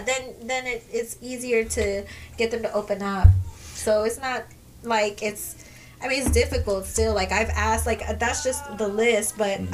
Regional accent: Kirby, Texas, United States; I grew up at, at in Kirby. I grew up at Sunrise. I grew up in Candlewood. That's where I grew up at.

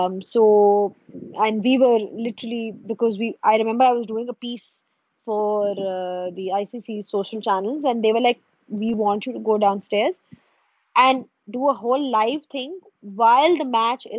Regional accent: Pakistan; as a Pakistani

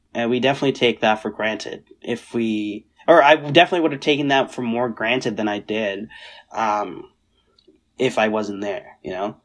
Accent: Seattle, Washington, United States; moved away as an adult; also born or lived in South Carolina / India / Purdue, Indiana; when we came back from India to Seattle, Um, we were right, seven, right? So we went, we were there from two thousand seven to two thousand seventeen

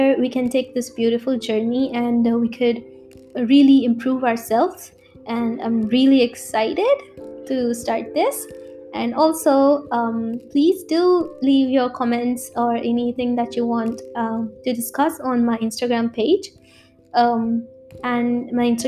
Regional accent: India; I'm from India

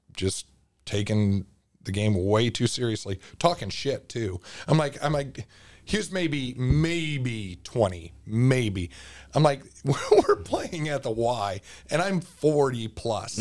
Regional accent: Cedar Rapids, Iowa, United States; I'm from Cedar Rapids

